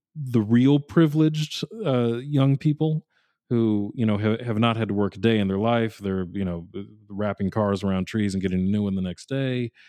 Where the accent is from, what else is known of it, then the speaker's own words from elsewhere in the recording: New England, United States; I grew up in New England